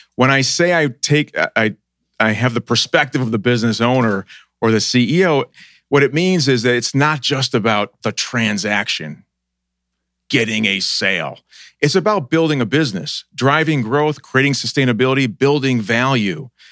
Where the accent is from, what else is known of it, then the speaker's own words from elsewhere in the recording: Buffalo, New York, United States; moved away as an adult; also born or lived in Boston; now in Columbus, United States; I grew up in Buffalo.